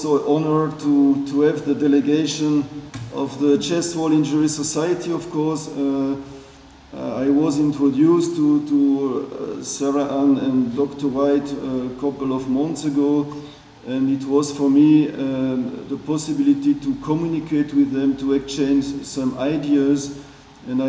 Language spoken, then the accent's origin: English; Belgium; English is a second language; moved away as an adult; also born or lived in Switzerland; now in Basel, Switzerland; I'm originated from Belgium, and I live in Switzerland now since nearly 25, 30 years